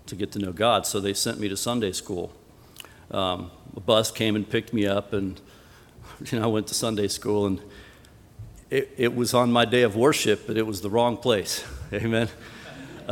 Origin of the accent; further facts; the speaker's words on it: Colorado, United States; moved away; I was born and raised in Colorado in a non-Christian home